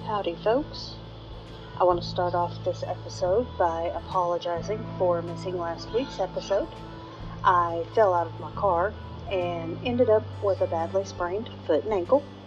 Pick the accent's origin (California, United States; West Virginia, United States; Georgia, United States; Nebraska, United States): West Virginia, United States; my home state of West Virginia.